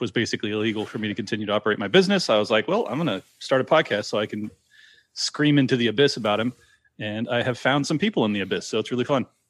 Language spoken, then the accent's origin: English; San Diego, California, United States; born and raised in San Diego